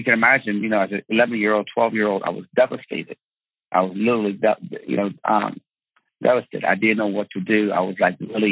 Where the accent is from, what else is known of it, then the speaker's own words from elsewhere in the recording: Tehran, Tehran Province, Iran; moved away; I was born in Tehran, Iran